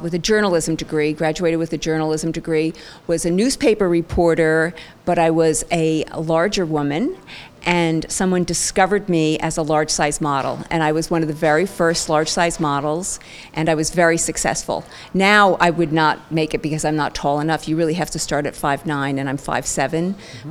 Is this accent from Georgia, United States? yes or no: no; Ridgewood, New Jersey, United States; also born or lived in Franklin Lakes, New Jersey / Boston, Massachusetts; I was born and raised in New Jersey, Franklin, Ridgewood, New Jersey